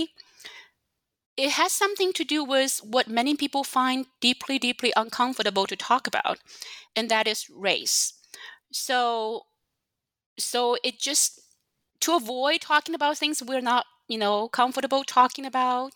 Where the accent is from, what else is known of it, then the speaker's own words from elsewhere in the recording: China; now in United States; I did not grow up in the U.S. I grew up in China